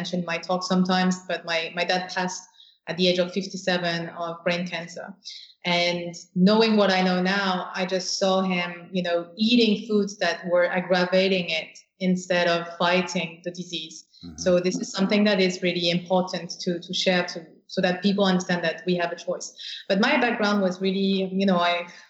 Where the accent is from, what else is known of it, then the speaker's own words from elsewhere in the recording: France; moved away; I grew up in France